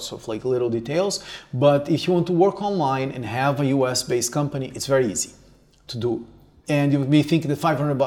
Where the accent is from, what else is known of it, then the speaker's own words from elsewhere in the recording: Brazil; moved away as an adult; also born or lived in Canada; me coming from Brazil